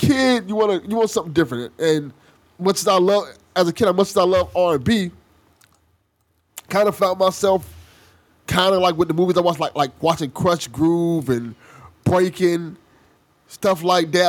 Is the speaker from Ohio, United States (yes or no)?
no; Miami, Florida, United States; I was born and raised in Miami, Florida